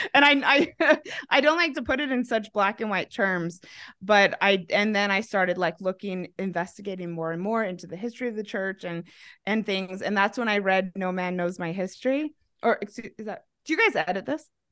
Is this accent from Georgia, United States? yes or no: no; Mesa, Arizona, United States; moved away as an adult; also born or lived in Manti/Spanish Fork, Utah / Australia / Idaho; now in Denver, United States; I was raised in Mesa, so that would make me a Mesa Mormon.